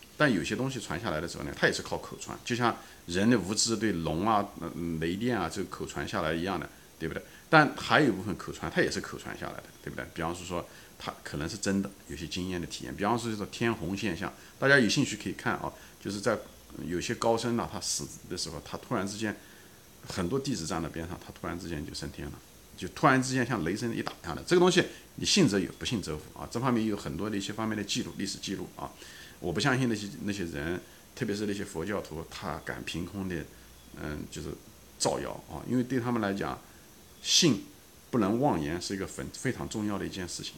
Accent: China; 我本人就跟咱们大陆大多数人是一样的，我从小是在中国长大的

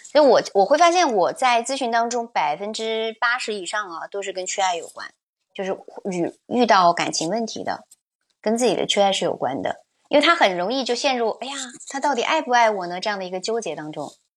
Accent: China; 可能我们中国人其实缺少的是什么呢？

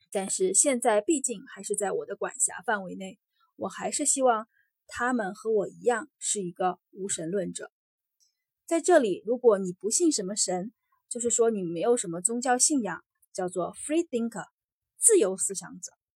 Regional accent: China; moved away as an adult; now in Singapore; 像我这种从小在中国长大，从小在中国受教育的

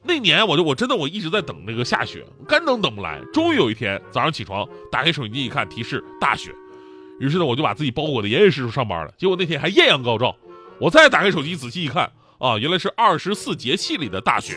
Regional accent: Northeast China, China; now in Beijing, China; 我作为一个怕冷的东北人

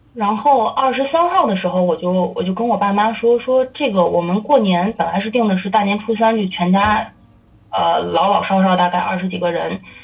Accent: Tianjin, China; now in Berlin, Germany; 我们天津人

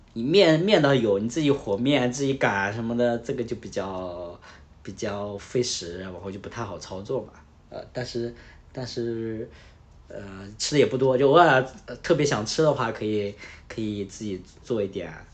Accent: northern China, China; 我是北方人

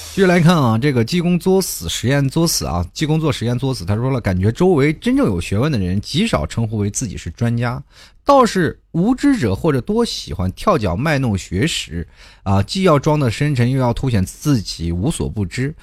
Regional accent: China; 我们中国人其实研究经济并不是很透彻

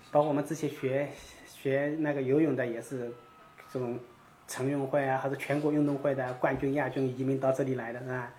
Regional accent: China; moved away as an adult; now in United States; 小时候也在农村

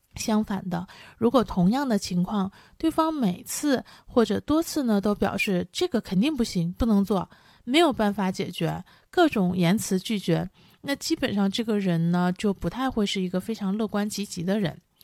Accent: northern China, China; 我出生和成长在拥有皑皑白雪的北方，所以我从小呢就非常喜欢明亮的环境

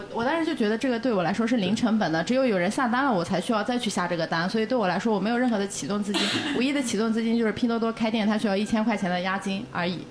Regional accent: Yunnan, China; now in Shanghai, China; 我家乡是云南的嘛

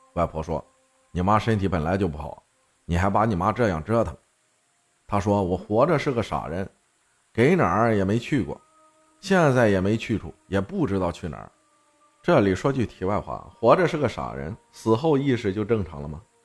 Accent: Shaanxi, China; 我们是陕西人

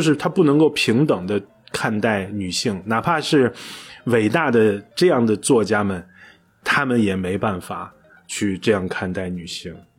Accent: China; 尤其我们中国人这种，你想起爸爸永远都是朱自清的背影

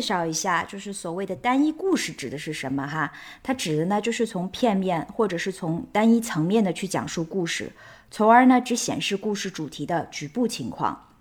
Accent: Shanghai, China; also born or lived in Lanzhou, Gansu; 我出生在上海，我童年的绝大多数生活是在上海。 但同时呢，我还有另外一个身份呢，就是知青子女嘛。所以我也曾经跟着父母在甘肃兰州生活过

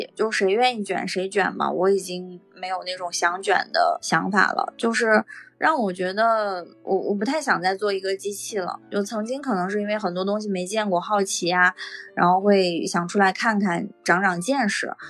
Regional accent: Northeast China, China; 我跟我们家那边的亲戚很多人也都没有什么，就东北其实很多人都走光了

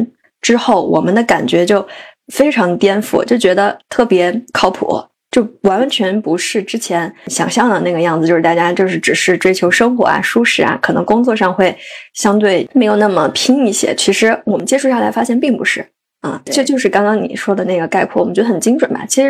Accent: Sichuan, China; moved away as an adult; also born or lived in Beijing; now in Chengdu, China; 我来成都两年半啊，虽然我是一个四川人，但其实对成都是很不了解的。

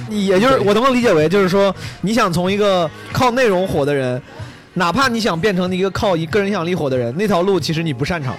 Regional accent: Henan, China; 我自己从小在河南土生土长

